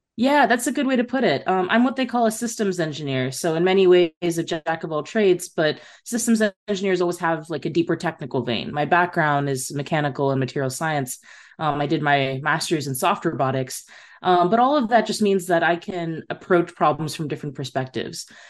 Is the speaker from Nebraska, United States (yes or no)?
yes; Nebraska, United States; moved away as an adult; also born or lived in Texas; I grew up in Nebraska.